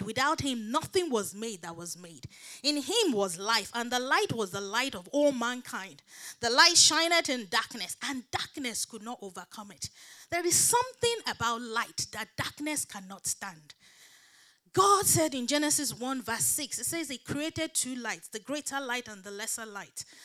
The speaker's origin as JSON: {"language": "English", "country": "Nigeria", "tie": "born or raised there", "moved": "yes", "said": "I grew up back in Nigeria"}